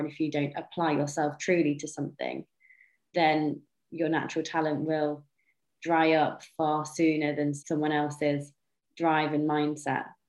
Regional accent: North Wales, United Kingdom; I've was born and raised in North Wales in a tiny little village in the middle of nowhere.

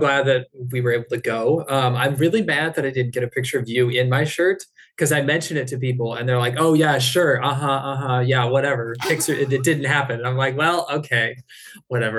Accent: Ohio, United States; moved away as an adult; now in San Diego, United States; I'm originally from Ohio

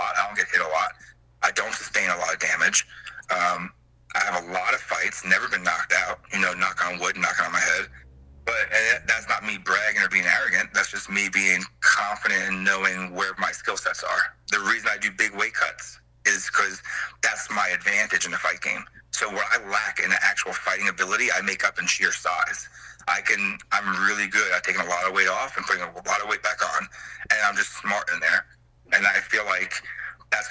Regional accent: Long Island, New York, United States; now in Roanoke, United States; I'm from Long Island, New York. I refer to Roanoke as my home now

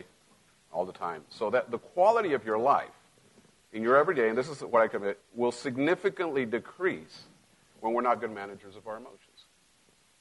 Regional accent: Mexico; now in United States; I grew up in Mexico

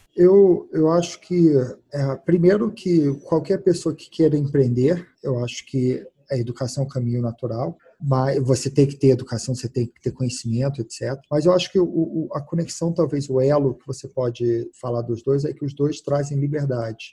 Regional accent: United States; Portuguese is a second language; moved away as an adult; also born or lived in Brazil / England; eu cresci nos Estados Unidos, fui, eu nasci no Brasil, fui morar nos Estados Unidos com 5 anos de idade e voltei para o Brasil em 2002

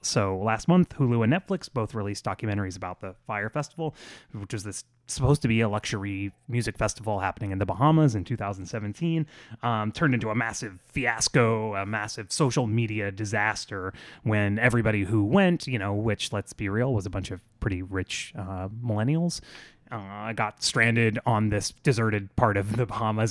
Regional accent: Florida, United States; I grew up in Florida in the nineties

